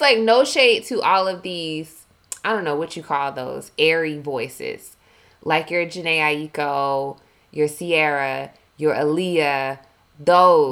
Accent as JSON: {"language": "English", "town": "Milledgeville", "region": "Georgia", "country": "United States", "accent": "Southern twang", "moved": "yes", "said": "I'm from Georgia. I'm from the South"}